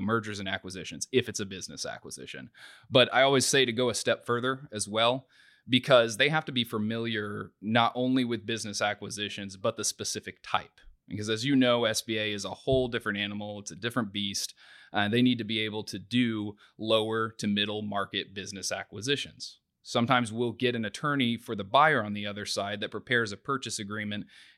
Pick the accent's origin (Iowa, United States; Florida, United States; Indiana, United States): Indiana, United States; New Castle; I grew up in Newcastle, Indiana, ended up going to Purdue